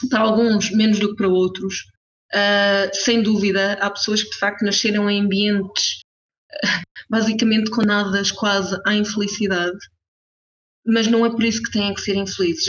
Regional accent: Portugal; moved away as an adult; now in Switzerland; Nasci, cresci e estudei em Portugal

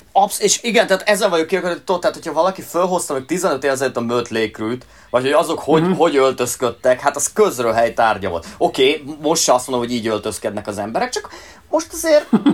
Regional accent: Hungary; mi itt Magyarországon a Sziget Fesztivállal a seggünkben nőttünk föl

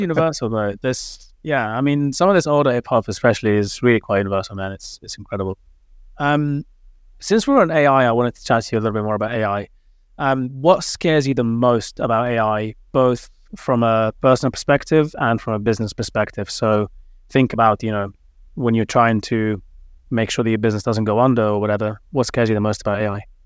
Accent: London, United Kingdom; also born or lived in Cardiff; I grew up in London, obviously

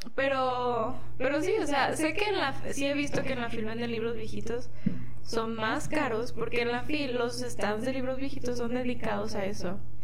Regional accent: Mexico; moved away; also born or lived in Guadalajara; Y pues cerca del pueblo no había lugares con librerías, estaba la ciudad que se llama La Piedad

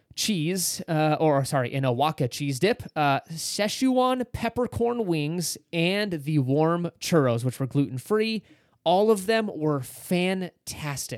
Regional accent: California, United States; being a Californian, used to that dry heat

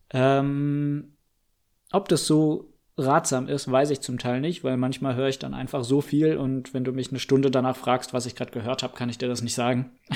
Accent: Freiburg, Baden-Württemberg, Germany; Ja, ich bin 23, 97er Baujahr. Ähm, komme ursprünglich mal aus Freiburg. Ähm, ja, war dort ähm, im Prinzip inklusive Abitur dann komplett, äh, habe ich dort gelebt

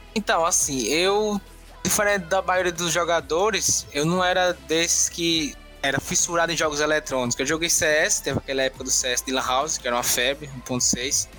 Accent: Paripiranga, Bahia, Brazil; moved away as an adult; Eu sou do interior da Bahia, sou de Paripiranga

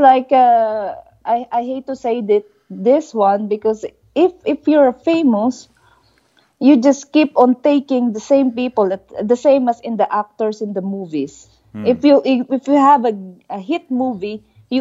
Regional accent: Philippines; moved away; We Filipinos are proud

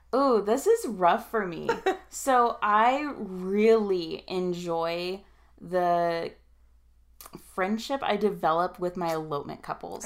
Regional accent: Reno, Nevada, United States; basically born and raised in here in Reno, Tahoe. Uh, I say uh, basically because we moved here when I was like seven

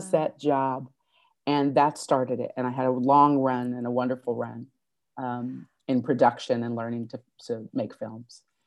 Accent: Fort Wayne, Indiana, United States; also born or lived in South Bend, Indiana; now in Los Angeles, United States; I'm from Indiana, born in South Bend, brought up in Fort Wayne, Indiana for as long as I can remember, uh, a Hoosier

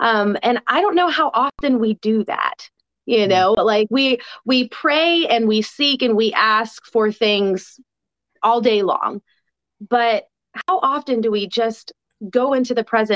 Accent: United States; as an American

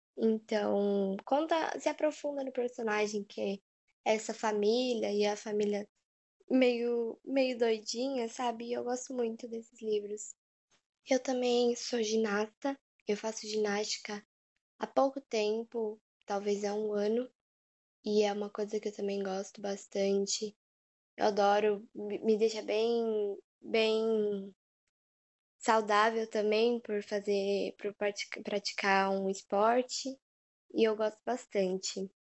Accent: São Paulo, Brazil; eu nasci em São Paulo

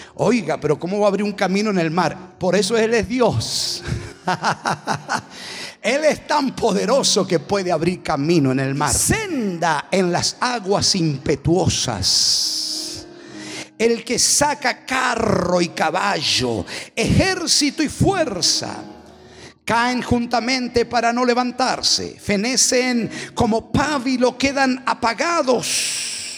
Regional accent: Argentina; somos astutos los argentinos

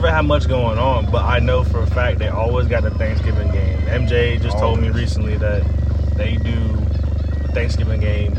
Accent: Stafford, Virginia, United States; moved away as an adult; now in Roanoke, United States; I grew up in Stafford, Spotsy area.

